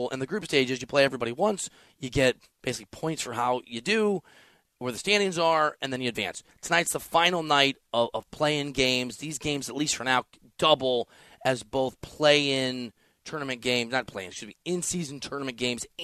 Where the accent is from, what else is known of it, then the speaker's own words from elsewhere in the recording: Iowa, United States; also born or lived in Missouri / Chicago; I'm not from that part of the country. I'm from Iowa and Missouri and kind of Chicago